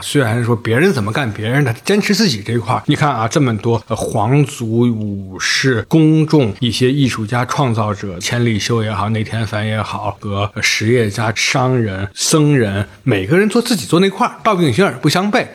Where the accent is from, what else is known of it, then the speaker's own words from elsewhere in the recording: China; 我们中国人